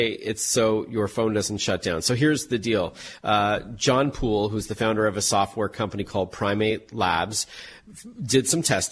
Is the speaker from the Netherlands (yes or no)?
no; Canada; I'm Canadian